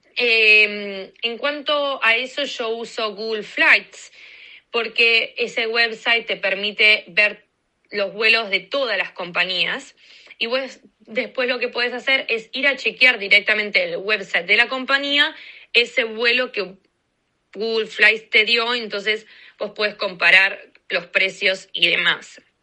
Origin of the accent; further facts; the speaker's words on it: Argentina; moved away as an adult; also born or lived in Washington, DC, United States; now in United States; soy de Argentina y este momento estoy viviendo en Estados Unidos hace dos años y siete meses